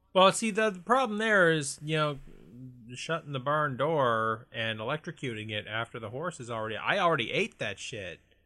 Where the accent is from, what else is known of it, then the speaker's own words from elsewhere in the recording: Canada; we are Canadian